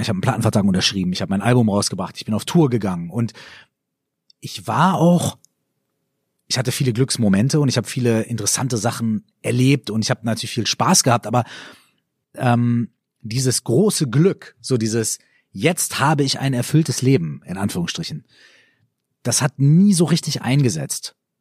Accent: Minden, North Rhine-Westphalia, Germany; moved away; also born or lived in Cologne; ich komme ja aus Ostwestfalen, also aus Minden, und bei uns hat das Bier dann immer so mindestens 0,3, ja. Und als ich nach Köln gezogen bin

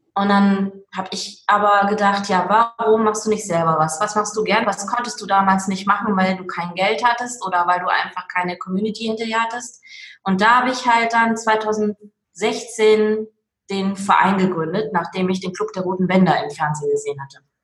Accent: Duisburg, North Rhine-Westphalia, Germany; also born or lived in Meerbusch; now in Willich, Germany; komme aus dem schönen Willig am Niederrhein, gebürtig aber aus dem Ruhrport Duisburg. Hört man vielleicht manchmal auch noch ein bisschen

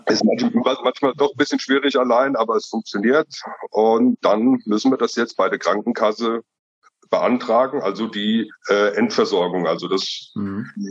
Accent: Rabenau, Hesse, Germany; bin aus Mittelhessen, aus der schönen Rabenau

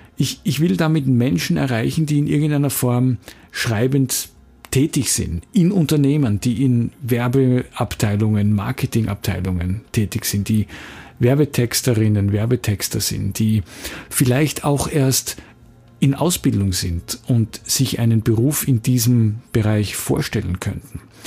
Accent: Graz, Styria, Austria; in Graz, wo ich herkomme

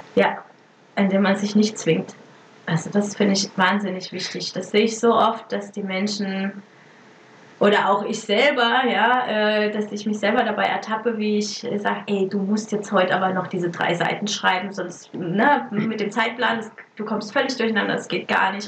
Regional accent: Germany; moved away as an adult; also born or lived in Italy; mein äh, mein Heimatland

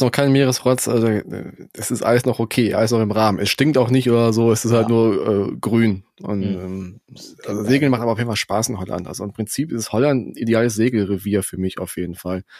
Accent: Germany; bei uns in Deutschland

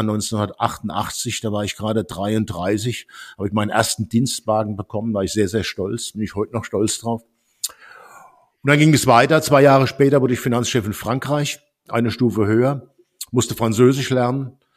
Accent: Worms, Rhineland-Palatinate, Germany; moved away as an adult; also born or lived in Stuttgart / France / United States; Ich bin in Worms geboren und war im Gauss-Gymnasium

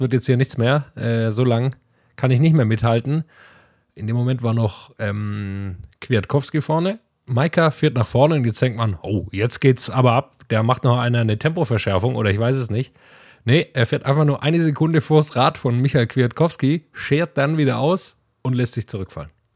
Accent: Swabia, near Metzingen, Baden-Württemberg, Germany; in der Nähe von, von meiner Heimat, aus im Schwäbischen

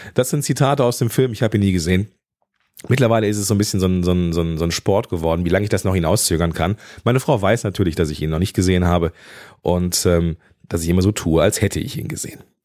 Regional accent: Moers, North Rhine-Westphalia, Germany; also born or lived in Düsseldorf / Eifel; Ich bin im Dreistromgebiet groß geworden, zwischen dem Niederrhein, dem Ruhrgebiet

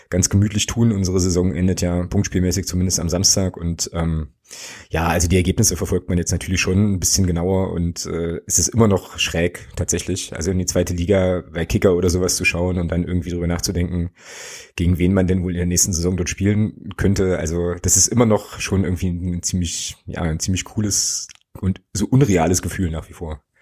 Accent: Magdeburg, Saxony-Anhalt, Germany; ich bin ja gebürtiger Magdeburger

